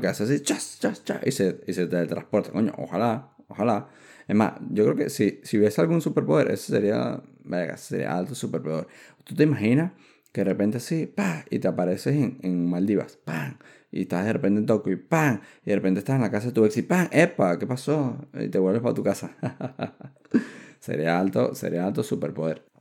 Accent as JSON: {"language": "Spanish", "country": "Venezuela", "moved": "yes", "said": "yo salí de Venezuela como para ir a regresarme a, vivir a Colombia."}